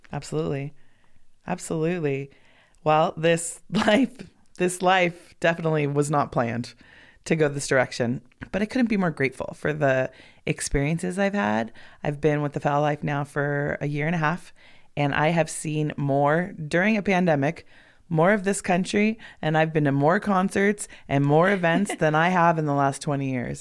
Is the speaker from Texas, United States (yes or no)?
no; Los Angeles, California, United States; moved away as an adult; also born or lived in Bend, Oregon; now in Sparks, United States; born and raised in Los Angeles